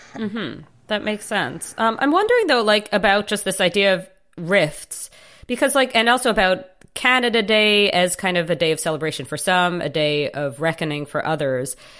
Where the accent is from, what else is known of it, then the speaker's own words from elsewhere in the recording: United States; I come at this as an American